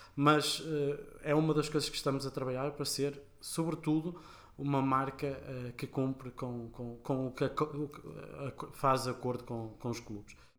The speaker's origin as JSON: {"language": "Portuguese", "country": "Portugal", "said": "sendo portugueses"}